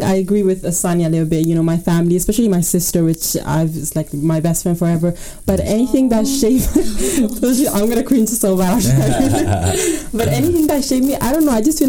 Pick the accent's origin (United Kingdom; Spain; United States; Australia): Spain; growing up in Spain